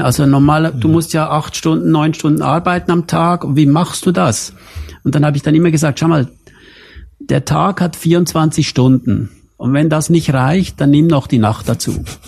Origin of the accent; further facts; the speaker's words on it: Switzerland; aufgewachsen bin ich in der Schweiz